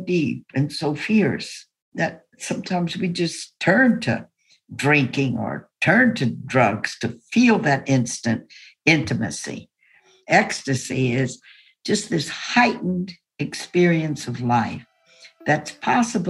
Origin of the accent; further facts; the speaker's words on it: Baton Rouge, Louisiana, United States; when I grew up in the Jim Crow days in Baton Rouge, Louisiana, I lived in a big two-story house